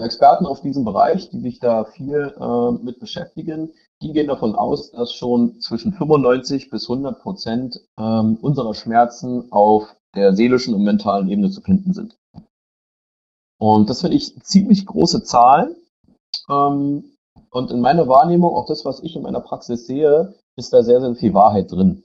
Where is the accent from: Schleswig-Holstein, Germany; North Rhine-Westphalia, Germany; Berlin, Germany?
Berlin, Germany; ich komme aus Berlin